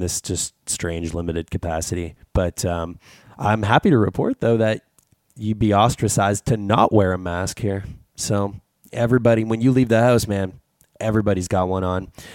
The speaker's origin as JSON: {"language": "English", "country": "Canada", "said": "as a Canadian"}